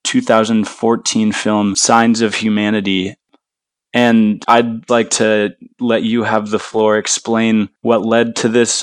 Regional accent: Seattle, Washington, United States; I grew up in Seattle

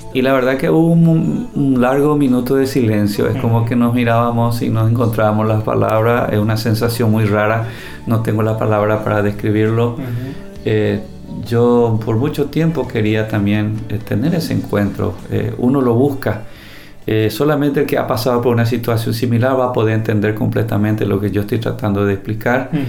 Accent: Paraguay; Vivimos en un país, este país que es el Paraguay

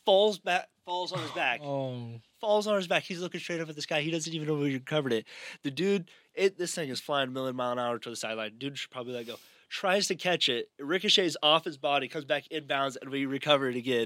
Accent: Overton, Nebraska, United States; now in Hastings, United States; my hometown league in Overton

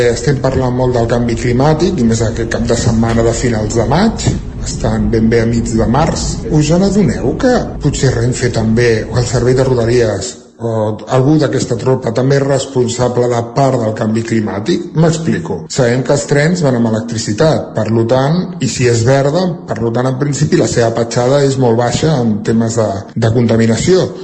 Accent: Centelles, Catalonia, Spain; de Centelles.

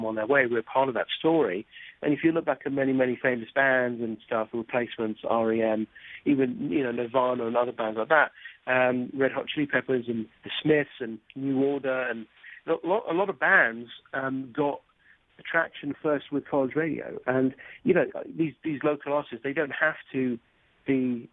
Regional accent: Cambridge, East of England, United Kingdom; moved away; I grew up in Cambridge, England

